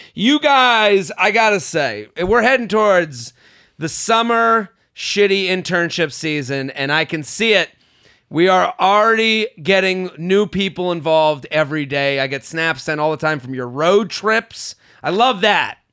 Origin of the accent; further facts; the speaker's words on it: Boston, Massachusetts, United States; moved away; So that is my hometown